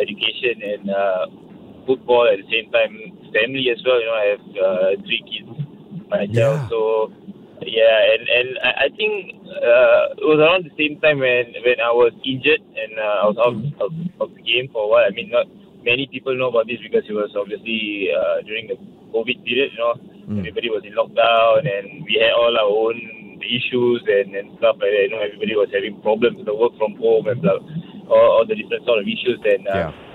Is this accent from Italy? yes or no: no; Singapore; as a Singaporean